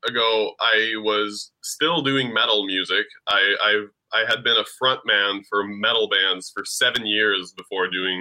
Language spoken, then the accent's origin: English; Ottawa, Ontario, Canada; I'm from Ottawa